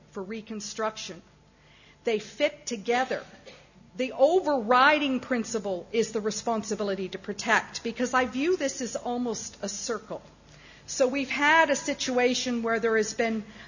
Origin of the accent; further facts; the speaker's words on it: Canada; as a Canadian lawyer